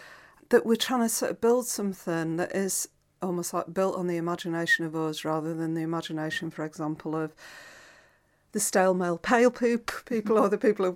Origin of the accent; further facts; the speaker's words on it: Doncaster, Yorkshire and the Humber, United Kingdom; now in Glasgow, United Kingdom; I grew up in Doncaster, and my teenage years were sort of really spent during the white heat of Thatcherism.